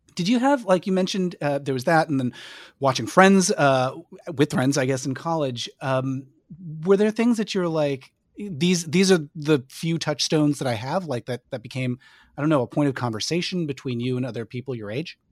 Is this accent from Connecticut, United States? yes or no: yes; Connecticut, United States; growing up in Connecticut